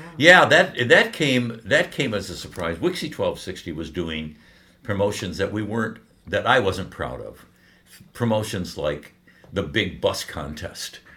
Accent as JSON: {"language": "English", "town": "Detroit", "region": "Michigan", "country": "United States", "said": "We're both from Detroit"}